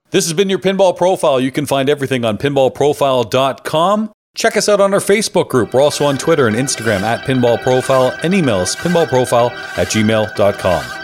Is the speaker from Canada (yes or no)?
yes; Canada; I'm Canadian.